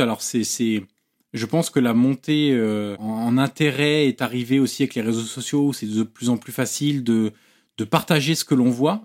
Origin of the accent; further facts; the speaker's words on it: Auxerre, Bourgogne-Franche-Comté, France; Je suis originaire d'Auxerre